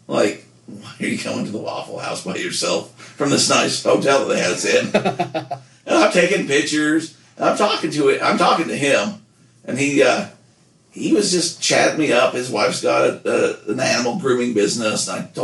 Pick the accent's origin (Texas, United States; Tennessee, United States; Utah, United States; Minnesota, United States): Utah, United States; I'm from Utah